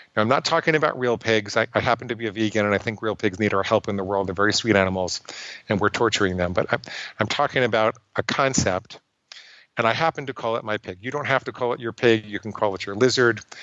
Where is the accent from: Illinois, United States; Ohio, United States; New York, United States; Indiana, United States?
New York, United States; New York City; I grew up in and around New York City